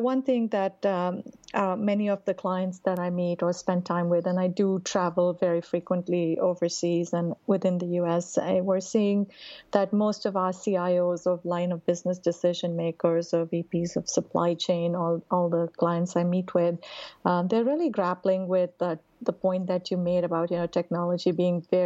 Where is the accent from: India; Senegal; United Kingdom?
India; moved away as an adult; also born or lived in New Delhi, India / Bombay, India / Bangalore, India; now in Raleigh, United States